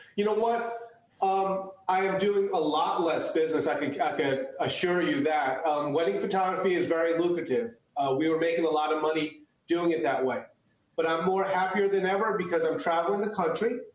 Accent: United States; first language Chinese; English is a second language; My parents came here legally, and so I was born in the United States

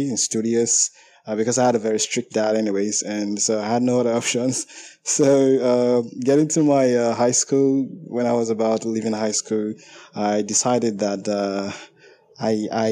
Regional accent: Nigeria; I'm from Nigeria

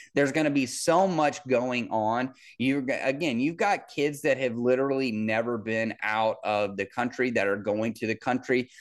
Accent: Kansas City, United States; I'm from Kansas City.

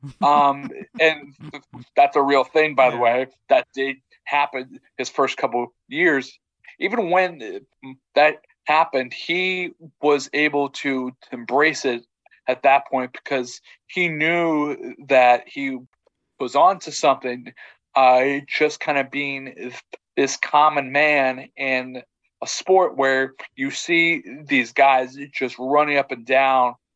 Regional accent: Texas, United States; as someone who grew up in Texas

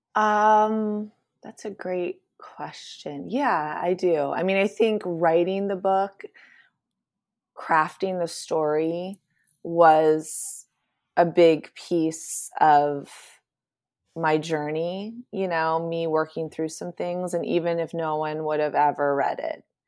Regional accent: Appalachian foothills of Eastern Ohio, United States; I grew up in the Appalachian foothills of Eastern Ohio on a Mennonite commune

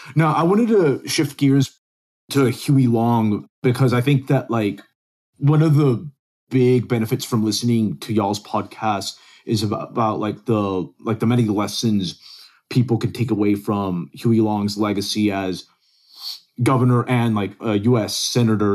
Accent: Dallas, Texas, United States; also born or lived in Venezuela / Silver Spring, Maryland; I grew up in North Dallas

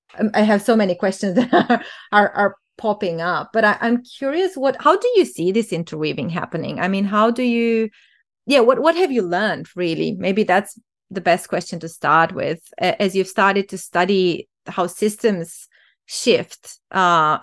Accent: Romania; moved away; I'm originally from Romania and have, you know, grown up in the last decade of communism and then in the post-communist era

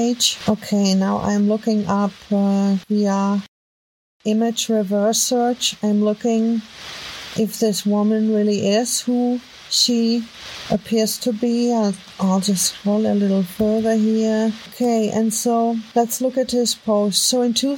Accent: Germany; accent: heavy German; English is a second language; my heavy German accent

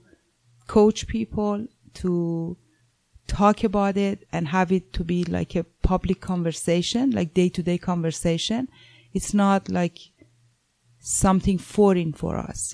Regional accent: Iran; moved away; I'm originally from Iran

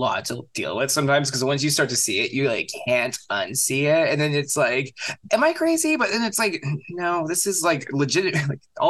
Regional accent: California, United States; I don't know the difference, honestly. Like I'm from California.

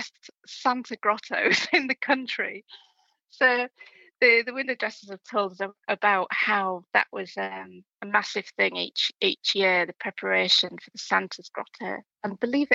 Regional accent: Hull, Yorkshire and the Humber, United Kingdom; me growing up in Hull

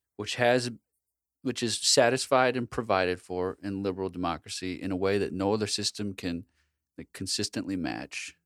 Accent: United States; I'm an American

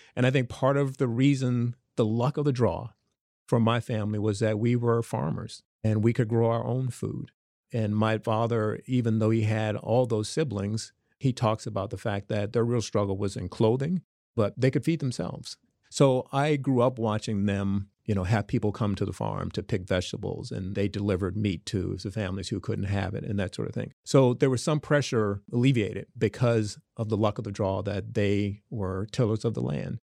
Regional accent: Smithfield, Virginia, United States; moved away; from Smithfield, Virginia, the farm boy

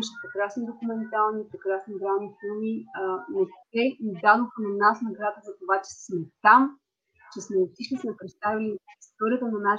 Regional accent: Bulgaria

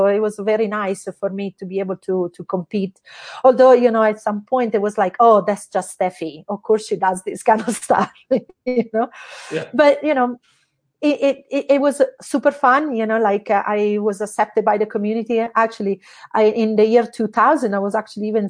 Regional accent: Italy; moved away as an adult; now in United States; I am originally from Italy. I came in the United States when I was 21 years old

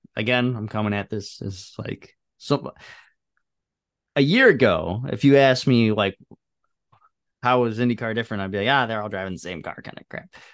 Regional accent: Chicago, Illinois, United States; as a Chicagoan

